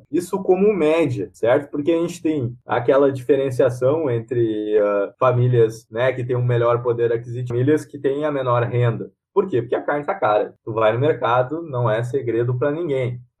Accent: Rio Grande do Sul, Brazil; Porque assim, eu sou gaúcho, né?

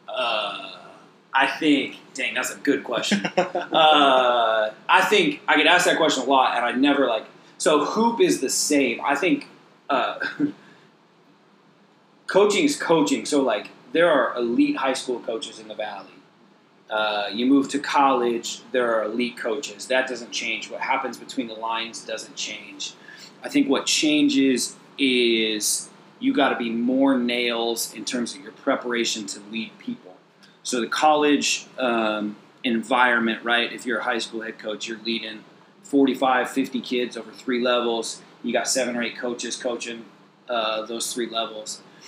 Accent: Clovis, California, United States; now in Fresno, United States; we grew up in Clovis

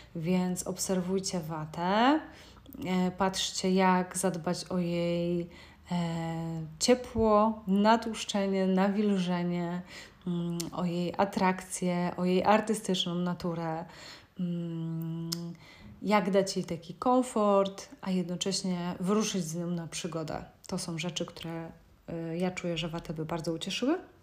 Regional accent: Szczecin, West Pomeranian Voivodeship, Poland; pochodzę ze Szczecina

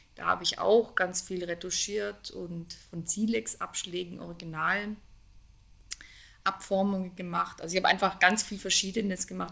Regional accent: Konstanz, Baden-Württemberg, Germany; in dem Ort, wo ich aufgewachsen bin, in Konstanz am Bodensee

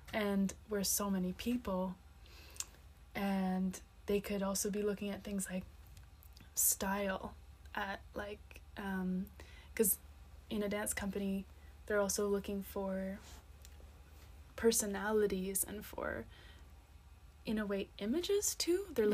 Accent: Nova Scotia, Canada; moved away as an adult; also born or lived in Montreal, Quebec; now in Seville, Spain; I'm from Nova Scotia, from Canada

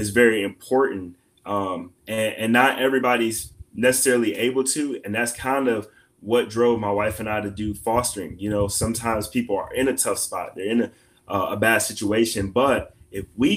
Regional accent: Detroit, Michigan, United States; moved away as an adult; now in Missouri, United States; I grew up in Detroit

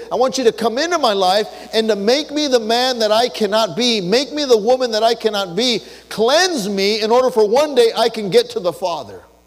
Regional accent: Los Angeles, California, United States; I was born and raised in East

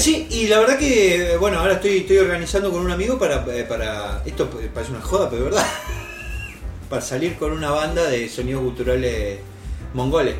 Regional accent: Argentina; no soy argentino

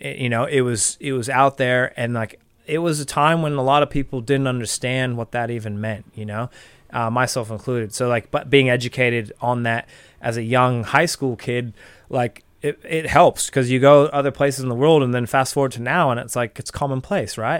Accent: Marin County, California, United States; moved away as an adult; now in New Zealand; growing up in Marin County, you're growing up in this like affluent, um, you know, progressive Californian

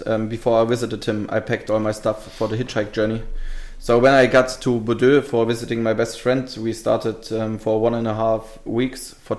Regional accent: Taunusstein, Hesse, Germany; English is a second language; moved away; I used to live in a city called Taunusstein. The next city is called Wiesbaden. And then the next city is Frankfurt.

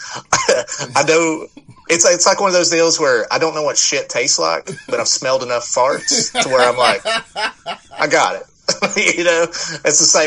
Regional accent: East Tennessee, United States; where I grew up in East Tennessee

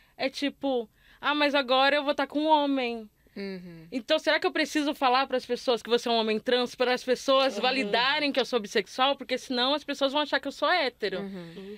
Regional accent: Northeast Region, Brazil; moved away as an adult; also born or lived in Rio de Janeiro; sou nordestina, mas eu cresci numa cidade de interior

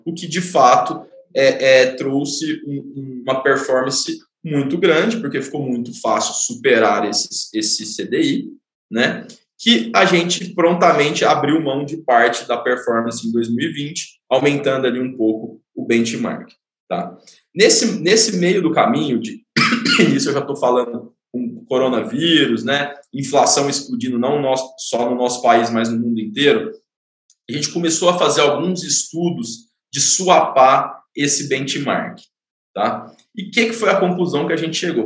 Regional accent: Goiânia, Goiás, Brazil; moved away as an adult; now in São Paulo, Brazil; Eu sou natural de Goiânia, mas moro em São Paulo já tem oito anos

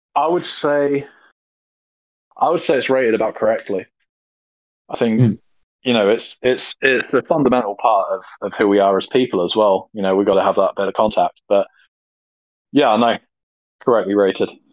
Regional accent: United Kingdom

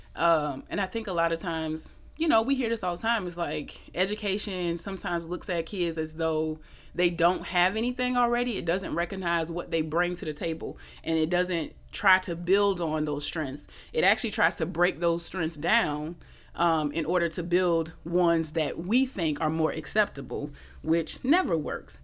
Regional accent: Atlanta, Georgia, United States; moved away as an adult; now in New Orleans, United States; I'm actually from Atlanta. I came here in 2011

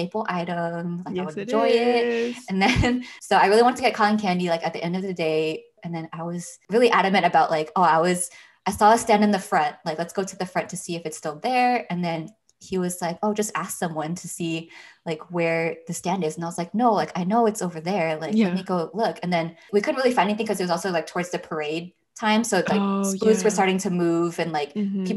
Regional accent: Northern California, United States; moved away; I was coming back from NorCal, like my home

